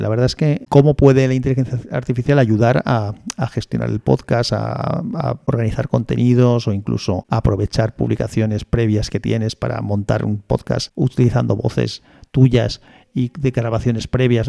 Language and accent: Spanish; Valencia, Valencian Community, Spain; yo soy de Valencia